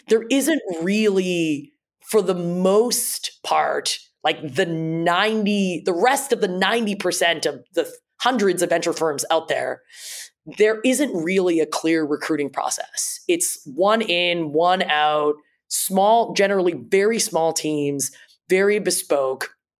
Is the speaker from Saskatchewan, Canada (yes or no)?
no; Toronto, Ontario, Canada; my parents immigrated to Canada. I grew up in Toronto